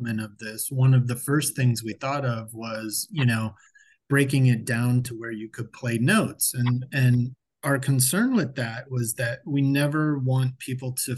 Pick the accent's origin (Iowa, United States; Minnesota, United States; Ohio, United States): Ohio, United States; Akron; now in Dayton, United States; I'm actually originally from Akron, Ohio